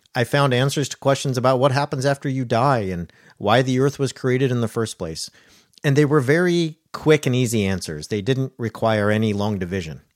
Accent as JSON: {"language": "English", "area": "Orange County", "region": "California", "country": "United States", "tie": "born or raised there", "said": "I grew up in Orange County, California"}